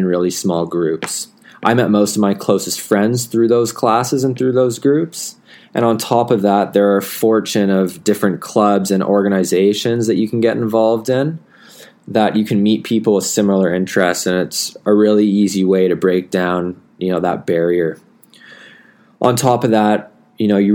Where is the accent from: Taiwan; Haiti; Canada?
Canada; moved away as an adult; now in Melbourne, Australia; as a Canadian international